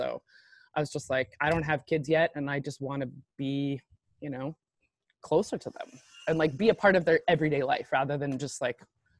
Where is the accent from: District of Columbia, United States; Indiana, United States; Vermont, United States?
District of Columbia, United States; Washington; moved away as an adult; now in New Orleans, United States; I was born in Washington, D.C. and have pretty much been there for almost 40 years.